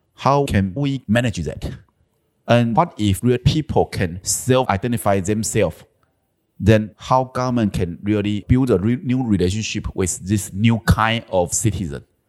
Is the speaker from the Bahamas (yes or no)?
no; southern Taiwan, Taiwan; also born or lived in Taipei; my hometown was in South Taiwan, so almost ten years ago, I tried to make this change. So, I moved my family back to my hometown.